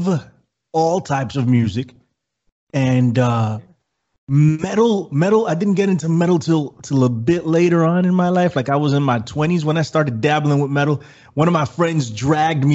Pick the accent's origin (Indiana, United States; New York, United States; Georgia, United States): New York, United States; New York City; I am from the Bronx, New York City. Born and raised